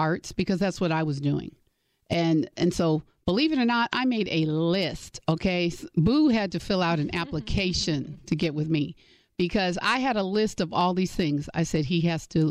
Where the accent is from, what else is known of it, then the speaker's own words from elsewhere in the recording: Gary, Indiana, United States; moved away as an adult; also born or lived in Michigan; I grew up in the cold. I grew up in Indiana, went to college in Michigan.